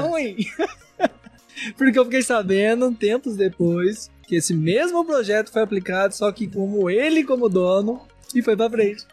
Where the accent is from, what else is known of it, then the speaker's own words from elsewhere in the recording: Minas Gerais, Brazil; como um bom mineiro